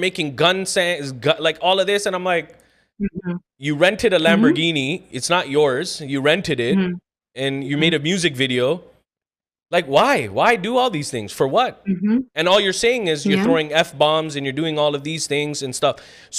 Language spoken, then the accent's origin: English; Scarborough, Ontario, Canada; So that thing is like, oh, I'm from Scarborough. Okay, so is another 1.6 million people.